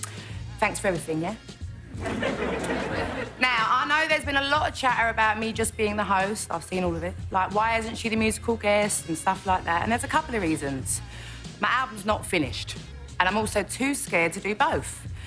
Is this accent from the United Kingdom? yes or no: yes; United Kingdom; Now, I don't know anything about American politics. I mean, I'm British, you know?